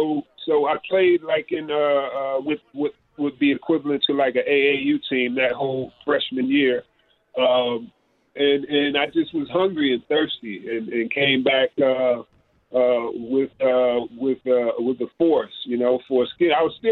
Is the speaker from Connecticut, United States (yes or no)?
no; New York, United States; I'm a New Yorker.